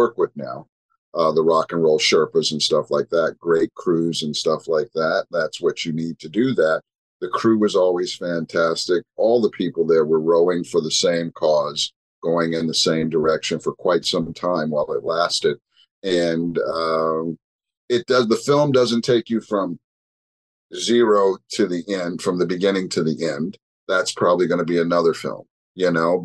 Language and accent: English; Montreal, Quebec, Canada; I'm from Montreal